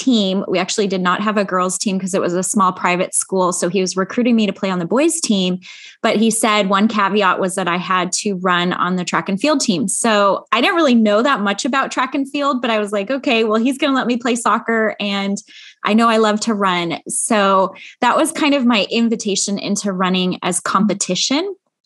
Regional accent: Chicago, Illinois, United States; moved away as an adult; also born or lived in Grand Rapids, Michigan; now in Central California, United States; I actually grew up in the Midwest in Chicago

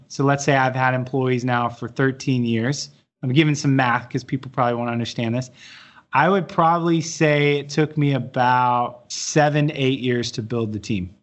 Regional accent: Dallas, Texas, United States; I'm from Dallas

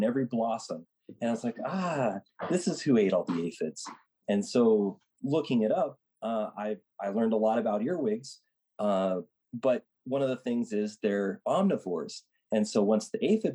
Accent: Nebraska, United States; moved away; I grew up in Nebraska and helped in a garden there

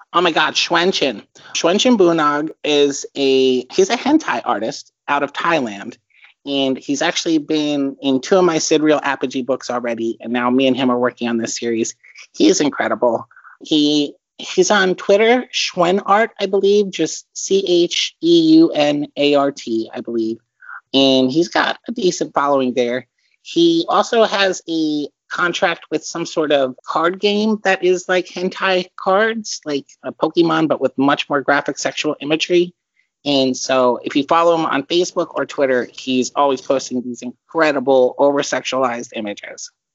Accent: Philadelphia, Pennsylvania, United States; moved away as an adult; also born or lived in Perth Amboy, New Jersey; I was born in um, Perth Amboy, New Jersey. It's a stone's throw away from Staten Island. So, and then I grew up in the suburbs of Philadelphia.

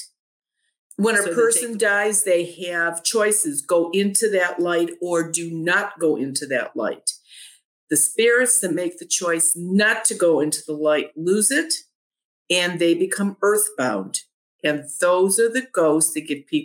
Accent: Ohio, United States; I'm from Ohio

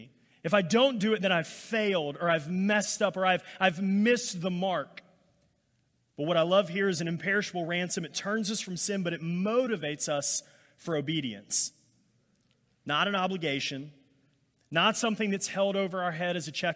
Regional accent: Alabama, United States; I grew up in Alabama

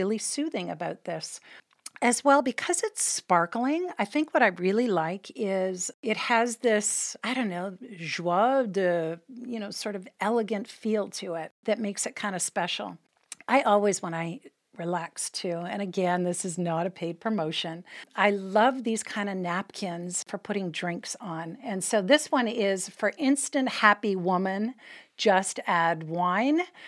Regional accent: Canada; as a Canadian born, tea time was kind of religious for us

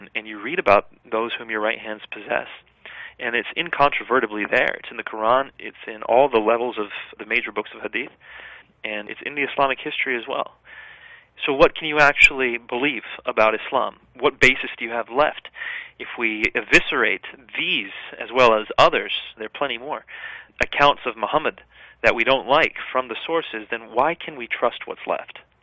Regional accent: United States; as a child growing up in the West

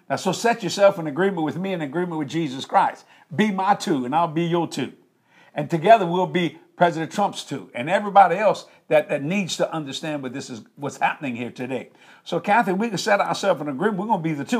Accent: United States; I was raised up in the United States of America

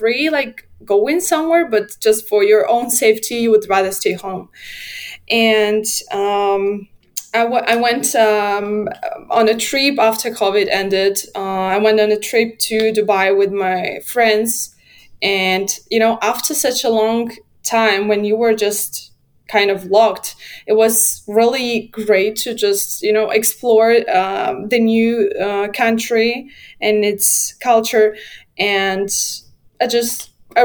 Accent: Minsk, Belarus; moved away as an adult; now in Poland; I was born in Belarus. I lived for my whole life in Belarus

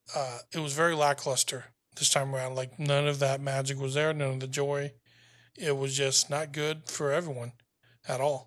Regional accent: the South, United States; I'm from the South

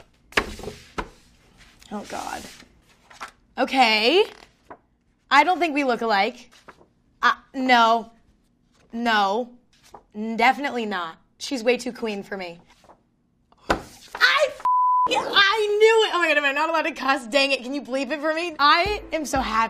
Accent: next to San Francisco, California, United States; I grew up next to it

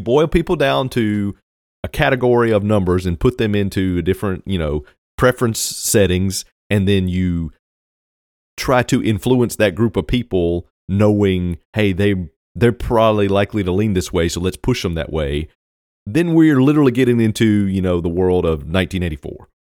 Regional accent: Virginia, United States; I grew up in Virginia, so it's Virginia.

